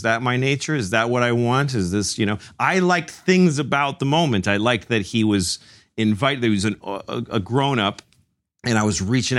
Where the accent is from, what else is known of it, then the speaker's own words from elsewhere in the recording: Newton, Massachusetts, United States; first language Spanish; English is a second language; also born or lived in Mexico City, Mexico / Framingham, Massachusetts; 16, 17, living in where I grew up in Newton, Massachusetts.